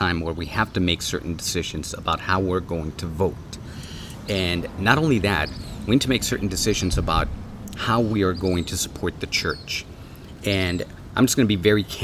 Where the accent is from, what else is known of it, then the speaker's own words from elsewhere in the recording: Tijuana, Baja California, Mexico; now in Los Angeles, United States; I'm from Tijuana, so we called it adobada.